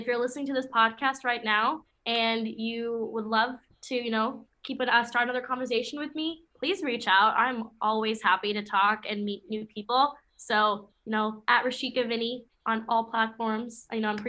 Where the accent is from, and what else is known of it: Michigan, United States